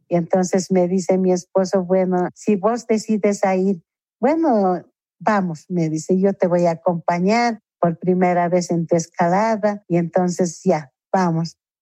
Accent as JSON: {"language": "Spanish", "region": "La Paz", "country": "Bolivia", "said": "somos la mujer boliviana, La chola paseña"}